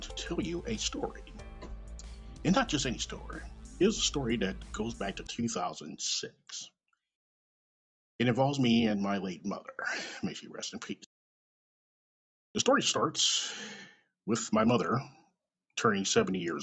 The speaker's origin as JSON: {"language": "English", "town": "Kansas City", "region": "Missouri", "country": "United States", "tie": "born or raised there", "also_born_or_lived": "California"}